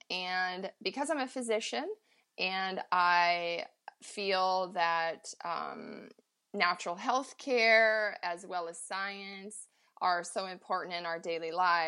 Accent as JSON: {"language": "English", "region": "Montana", "country": "United States", "tie": "born or raised there", "said": "Ryan's in the backcountry on his late season mule deer hunt in my home state of Montana."}